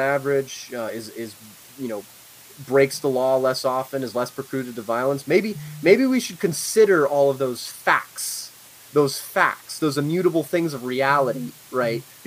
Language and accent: English; Northern Virginia, United States; also born or lived in Shenandoah Valley, Virginia; I come from Northern Virginia